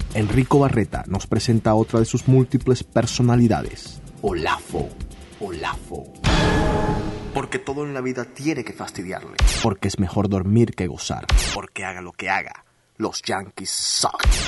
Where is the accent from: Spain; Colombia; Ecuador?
Colombia; now in Boston, United States; yo que soy colombiano